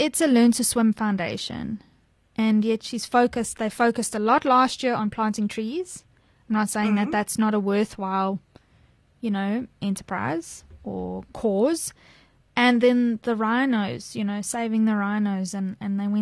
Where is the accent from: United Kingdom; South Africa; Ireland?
South Africa; as a South African